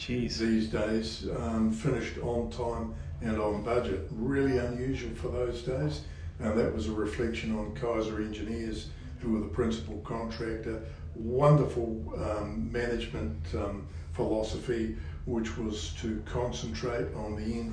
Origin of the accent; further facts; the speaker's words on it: Invercargill, Southland, New Zealand; moved away as an adult; now in Queenstown, New Zealand; Grew up in Invercargill, and interesting place to come from.